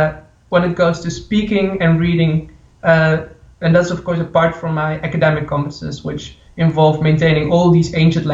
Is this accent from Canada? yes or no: no; Netherlands; also born or lived in Colombia; now in Ghent, Belgium; And I was adopted. And so I grew up in the Netherlands, actually very close to the Belgian border.